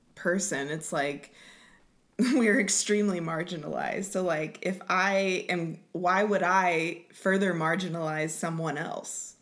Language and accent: English; Lawton, Oklahoma, United States; I grew up in Lawton